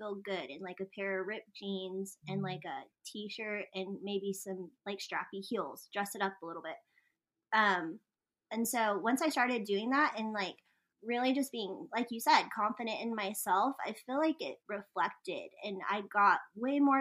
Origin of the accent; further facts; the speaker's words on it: New Mexico, United States; I'm from New Mexico